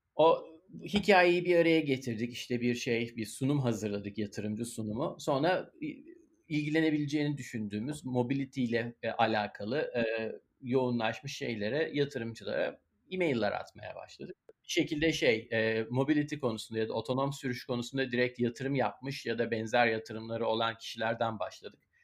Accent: Istanbul, Turkey; moved away as an adult; now in Pittsburgh, United States; İstanbul'da doğduk, büyüdük. Hayatımızın önemli bir kısmını orada geçirdik

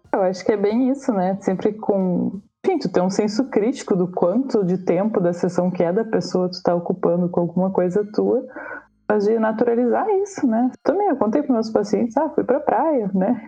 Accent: Brazil

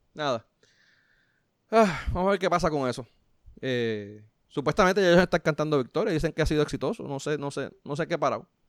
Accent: Puerto Rico; a pesar de que soy latino, pues, eh, vamos, blanco dentro de Puerto Rico, pues soy considerado blanco, pues, si vamos a Estados Unidos, soy marrón

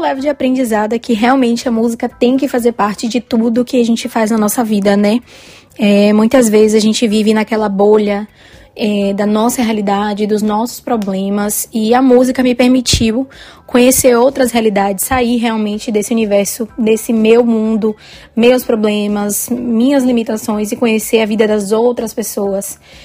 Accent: Bahia, Brazil; eu sou da Bahia, moro em Salvador

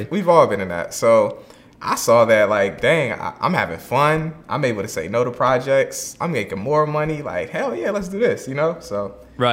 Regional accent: Virginia, United States; now in Atlanta, United States; I'm originally from Virginia

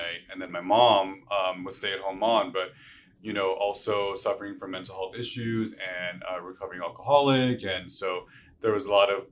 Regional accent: Los Angeles, California, United States; I'm from East LA, Boyle Heights, Native American, Mexican first generation

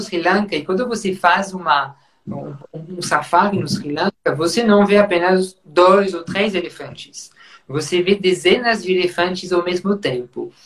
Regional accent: Champagne, Grand Est, France; accent: French; Portuguese is a second language; moved away as an adult; also born or lived in Burgundy; now in Brazil; como vocês vão perceber com o sotaque, né, sou francês, eu nasci na região de Champagne

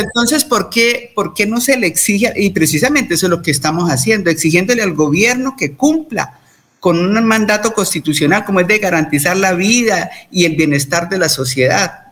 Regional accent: Colombia; como colombianos

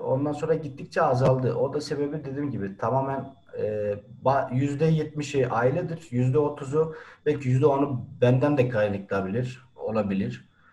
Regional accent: Erzurum, Turkey; now in Van, Turkey; Doğma büyüme Erzurumluyum.

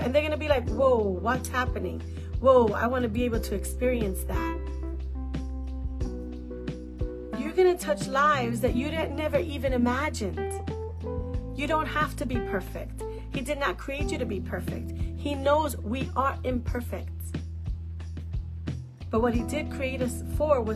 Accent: New York City, New York, United States; I'm a New Yorker

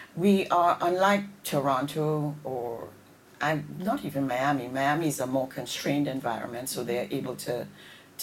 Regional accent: Trinidad & Tobago; moved away; also born or lived in Connecticut; as a Trinidadian

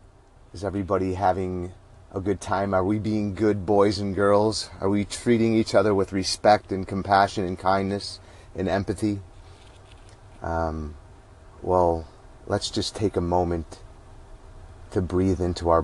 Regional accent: Buffalo, New York, United States; moved away as an adult; now in Dallas, United States; I grew up in Buffalo, New York.

